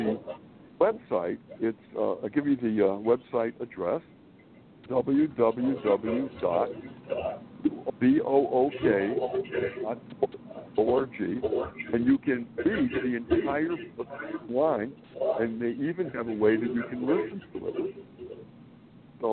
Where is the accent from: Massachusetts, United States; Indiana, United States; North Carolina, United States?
Massachusetts, United States; Springfield; moved away as an adult; also born or lived in Manhattan, New York; now in New York City, United States; I was born and raised in New England, Springfield, Massachusetts